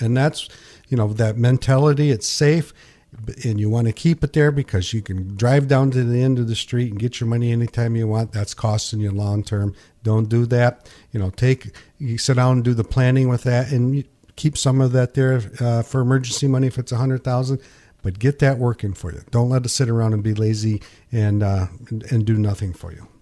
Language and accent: English; Pinkani, United States; when I grew up in Pinkani, I sold night crawlers